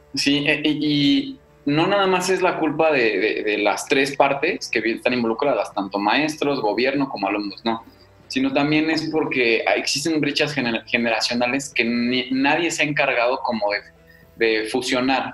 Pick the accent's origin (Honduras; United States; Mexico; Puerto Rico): Mexico; somos los mexicanos